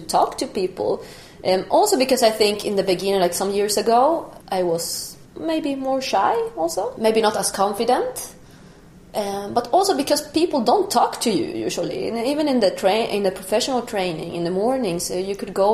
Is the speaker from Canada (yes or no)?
no; Bolivia; also born or lived in Germany; now in Stockholm, Sweden; I did not grow up here in Stockholm. I grew up in Bolivia